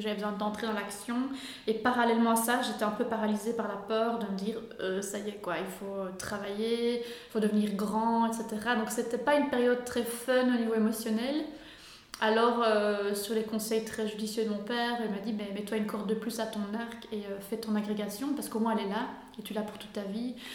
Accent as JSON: {"language": "French", "country": "Belgium", "said": "je viens d'Urbouy, une petite commune"}